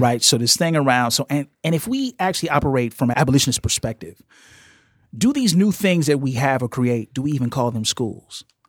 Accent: Chicago, Illinois, United States; as a Chicagoan, growing up in the late seventies, early eighties, I grew up in a black queer space

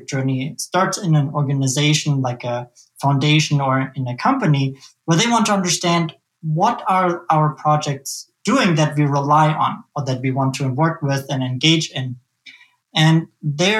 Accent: Germany; now in Omaha, United States; I'm from Omaha, Nebraska. That's where I live by choice. I come originally from Germany, though

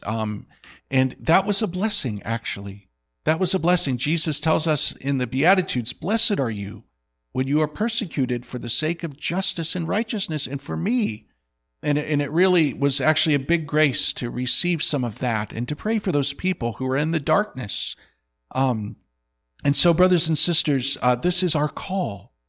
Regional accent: Indiana, United States; I grew up with the head coach of Purdue's, uh, basketball team

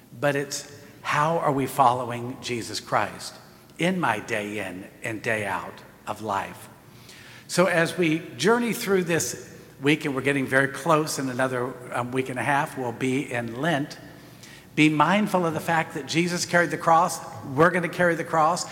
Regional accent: United States; we are as American Catholics today

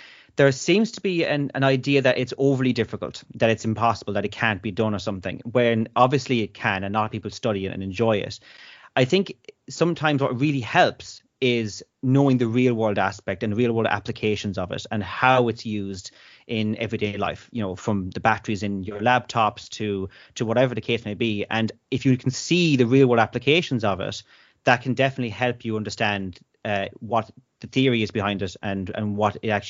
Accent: Listowel, County Kerry, Ireland; I'm from Listowel in North Kerry, famous for John B. Keane and all of the literary works.

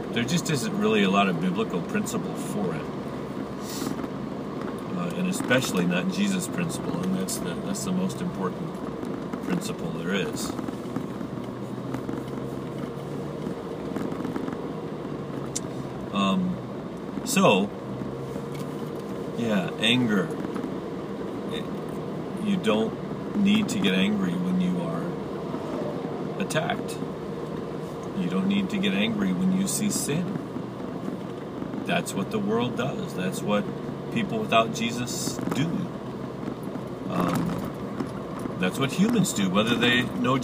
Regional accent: United States; being American, I've grown up in a very competitive way

